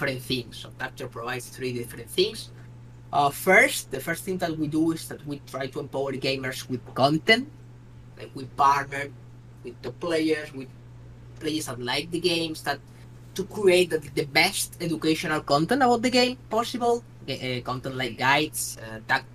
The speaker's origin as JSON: {"language": "English", "country": "Spain", "said": "I'm from Spain"}